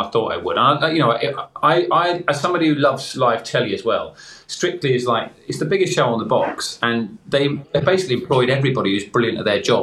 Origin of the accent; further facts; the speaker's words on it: Crawley, South East England, United Kingdom; There was a local bookshop in my hometown of Crawley